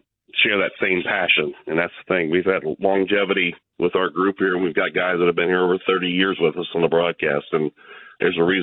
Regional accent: Tampa, Florida, United States; moved away as an adult; now in Huntington, United States; I grew up in the state of Florida. I was born and raised down here in Tampa, just across the way

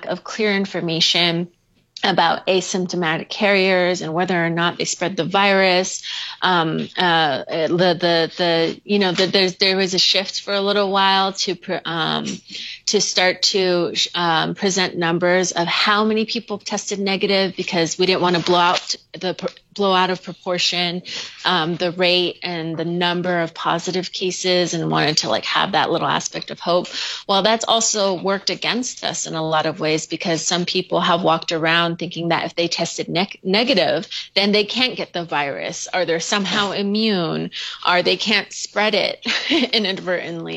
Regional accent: Lupton, Arizona, United States; moved away as an adult; now in Gallup, United States; my hometown is Lupton, Arizona, just the first town just over the Arizona border

